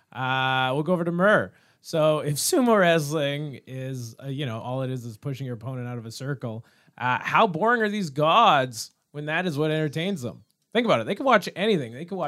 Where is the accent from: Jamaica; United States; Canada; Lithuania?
Canada; I'm Canadian.